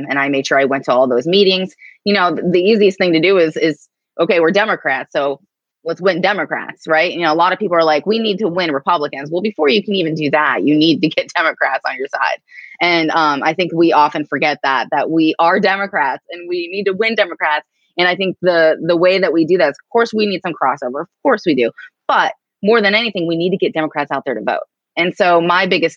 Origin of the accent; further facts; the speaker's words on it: Erie, Pennsylvania, United States; also born or lived in Tulsa, Oklahoma / Greenfield Township, Pennsylvania; I'm from Erie, I grew up on a 100-acre farm and this little township called Greenfield Township